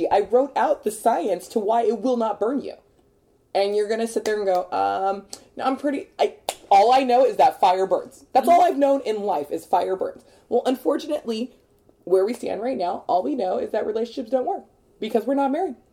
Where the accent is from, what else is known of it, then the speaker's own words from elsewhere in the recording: Texas, United States; Well, I'm from Texas, but I've been here for eight years.